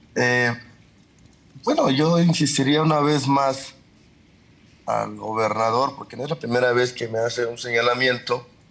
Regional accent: Juchitán de Zaragoza, Oaxaca, Mexico; Juchitán de Zaragoza, de donde yo soy original

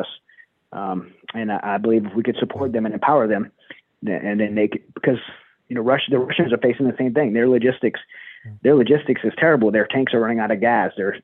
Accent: United States; I, as an American

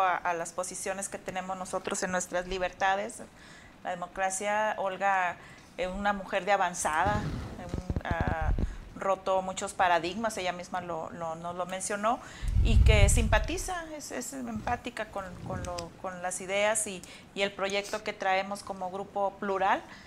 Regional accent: Mexico; estamos hablando como ciudadanos mexicanos

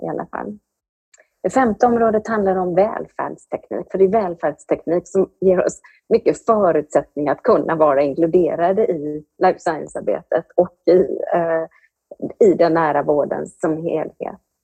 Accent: Anderstorp, Jönköping County, Sweden; Jag kommer från Anderstorp i Småland

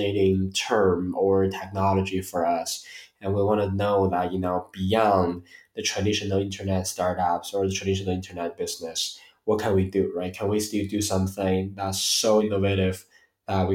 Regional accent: Beijing, China; moved away as an adult; also born or lived in Atlanta, Georgia, United States; I was born here in Beijing, went to US for college, stayed there for roughly 7 years

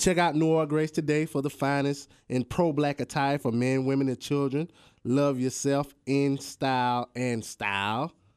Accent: United States; I'm an American, I'm black

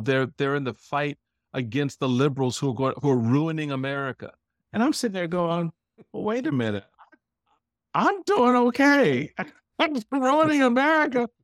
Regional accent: Washington, District of Columbia, United States; this little black kid thinks he's a Republican growing up in Chocolate City

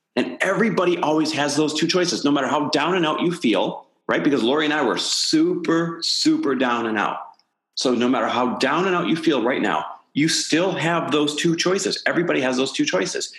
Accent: Midwest, United States; now in Santa Monica, United States; I am Midwest born and raised. Now living out here in Santa Monica, California

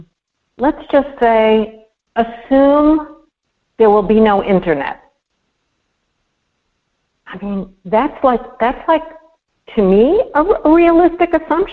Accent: New York City, New York, United States; growing up in Brooklyn

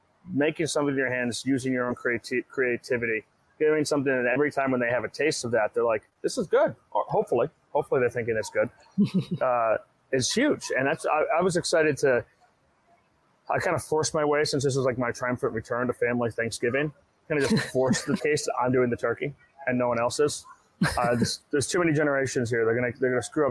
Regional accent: Massachusetts, United States; moved away; growing up in Massachusetts, we spent maybe like a quarter of our curriculum

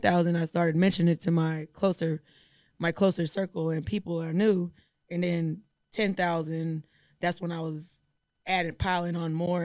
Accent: Houston, Texas, United States; I'm also from Houston

